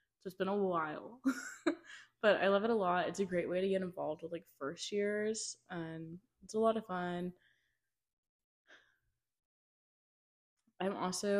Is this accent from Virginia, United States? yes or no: yes; Loudoun County, Virginia, United States; I grew up in Loudoun County.